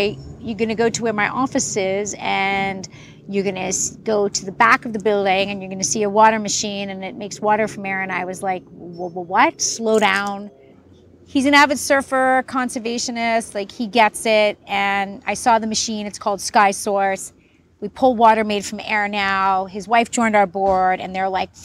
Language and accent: English; New York City, New York, United States; now in Los Angeles, United States; I also grew up in the city, I grew up in New York City